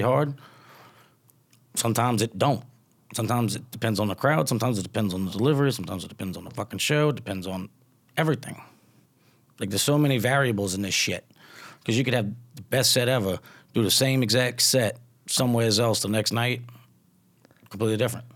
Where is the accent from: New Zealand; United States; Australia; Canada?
United States; Louisiana; accent: twang; now in California, United States; I'm from Louisiana and now I live in California